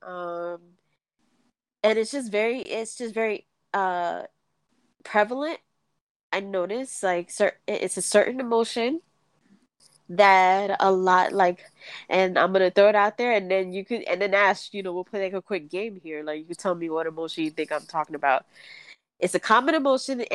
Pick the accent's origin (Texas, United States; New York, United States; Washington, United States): New York, United States; moved away; I was brought up back home in New York